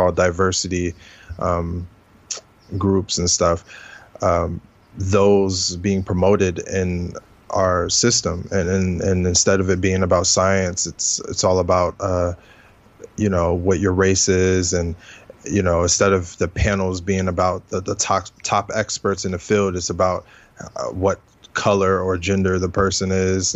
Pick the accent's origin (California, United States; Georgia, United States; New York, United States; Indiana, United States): California, United States; Oakland; moved away; also born or lived in Pittsburgh; I grew up in the Bay Area, grew up in Oakland, California, moved to Pittsburgh